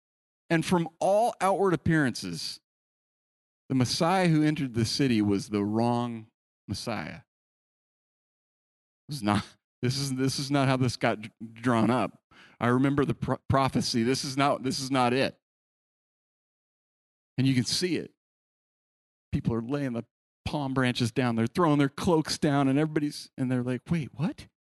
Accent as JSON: {"language": "English", "region": "California", "country": "United States", "tie": "born there", "said": "Okay, I was born in the Bay Area. We love the Niners."}